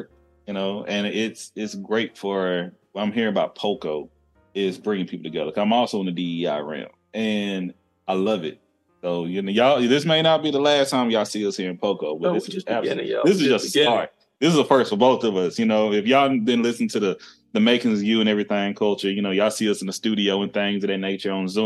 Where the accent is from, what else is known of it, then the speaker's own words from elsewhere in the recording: the South, United States; I'm from the South as well